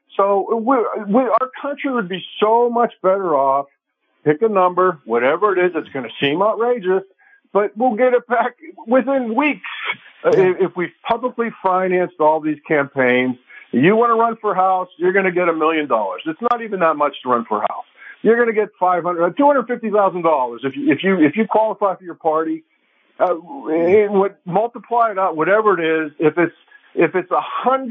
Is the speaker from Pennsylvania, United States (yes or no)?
yes; Western Pennsylvania, United States; moved away; I grew up in Western Pennsylvania